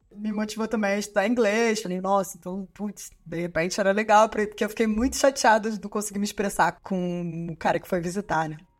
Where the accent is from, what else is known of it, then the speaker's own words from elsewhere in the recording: Rio de Janeiro, Brazil; moved away as an adult; also born or lived in São João de Meriti; now in France; eu nasci em São João de Meriti, na Baixada Fluminense né, a zona metropolitana do Rio de Janeiro. Mas eu morava, eu cresci, né? Foi na Fazenda Botafogo